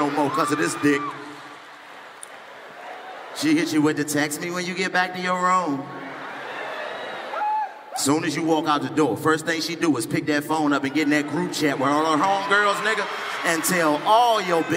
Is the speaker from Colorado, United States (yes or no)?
no; Washington, District of Columbia, United States; I'm from Washington, D.C., born and raised in D.C.